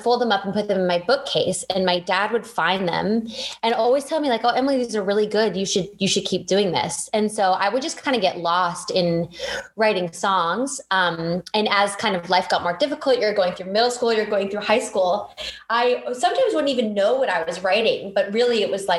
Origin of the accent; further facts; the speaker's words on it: Victoria, British Columbia, Canada; moved away; I grew up in Victoria, BC, which is like one of the most idyllic places to grow up